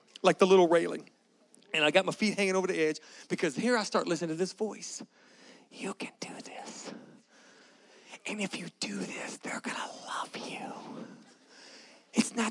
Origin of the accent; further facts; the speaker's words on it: Galveston, Texas, United States; I grew up in Galveston, Texas. Anybody know what Galveston is? That's where I'm from. That's where I grew up